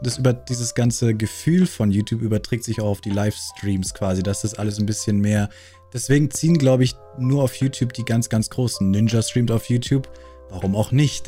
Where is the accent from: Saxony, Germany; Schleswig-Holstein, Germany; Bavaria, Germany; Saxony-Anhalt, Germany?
Bavaria, Germany; accent: Bavarian; ich bin aus Bayern